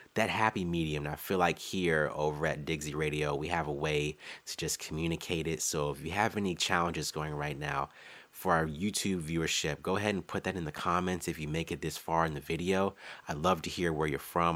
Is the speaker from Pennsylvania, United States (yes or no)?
no; Maryland DMV area, United States; I'm a designer from the Maryland D M V area